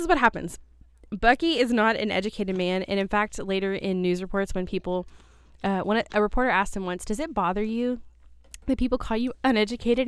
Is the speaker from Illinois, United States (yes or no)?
no; Shepherdsville, Kentucky, United States; grew up in a town just south of Louisville